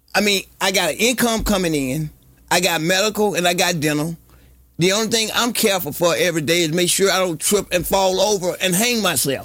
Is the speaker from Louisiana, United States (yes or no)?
yes; Bogalusa, Louisiana, United States; I grew up in Bogalusa with the paper mill